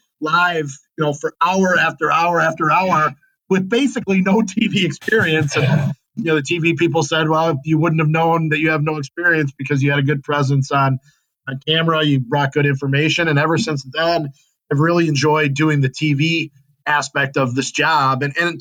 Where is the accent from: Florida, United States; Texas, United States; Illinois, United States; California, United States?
Illinois, United States; moved away as an adult; now in Green Bay, United States; Green Bay became sort of home, although as a person growing up in Illinois